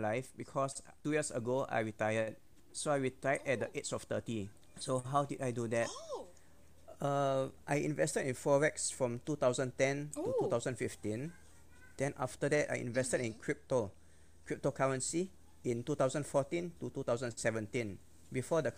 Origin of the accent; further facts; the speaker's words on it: Singapore; I'm full Singaporean